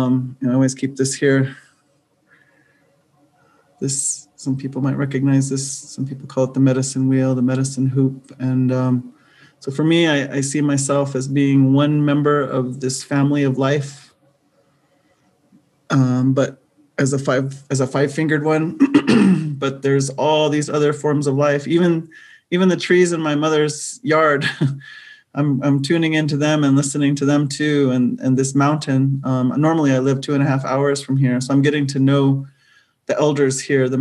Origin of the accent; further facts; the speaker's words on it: United States; now in Albuquerque, United States; I come from Diné Nation